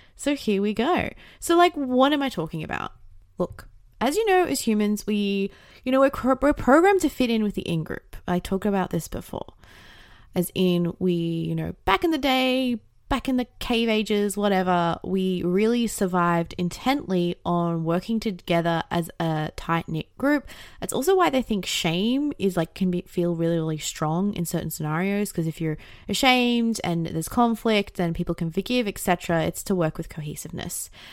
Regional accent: Australia; I didn't really have that growing up in Australia

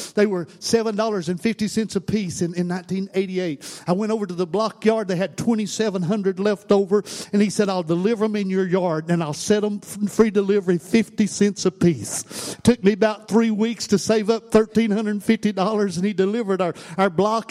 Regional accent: Tennessee, United States; I'm from Tennessee

